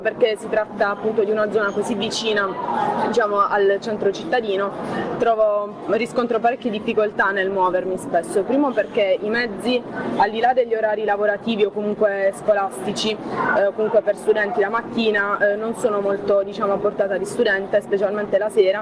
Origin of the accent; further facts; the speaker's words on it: Bari, Apulia, Italy; in realtà io vengo da Santo Spirito, che comunque è il comune di Bari